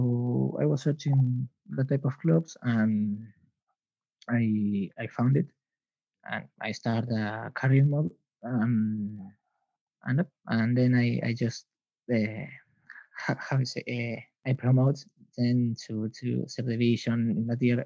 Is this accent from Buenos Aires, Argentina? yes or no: yes; Buenos Aires, Argentina; English is a second language; I'm from Argentina